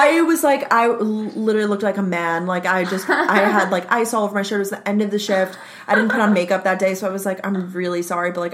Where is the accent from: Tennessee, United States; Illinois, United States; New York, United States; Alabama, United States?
New York, United States; Long Island; I worked at a, like, local Italian Ice, because I'm from Long Island, New York